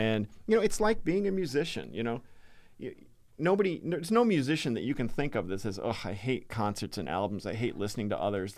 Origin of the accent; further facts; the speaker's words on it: Massachusetts, United States; Born and raised in Massachusetts.